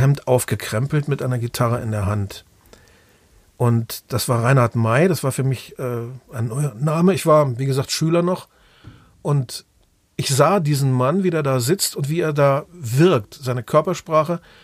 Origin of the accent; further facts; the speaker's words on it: Osnabrück, Lower Saxony, Germany; in Osnabrück, da wo ich aufgewachsen bin